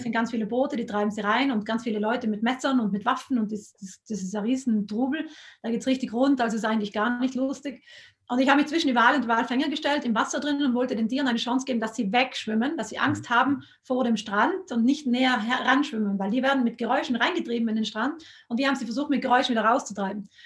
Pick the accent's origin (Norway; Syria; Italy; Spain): Italy; South Tyrol, Trentino-Alto Adige; in Südtirol sind wir so stolz auf den Südtiroler Speck